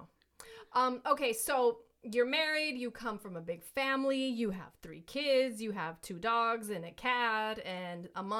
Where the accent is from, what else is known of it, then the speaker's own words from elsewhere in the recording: New York, United States; now in Los Angeles, United States; I grew up in New York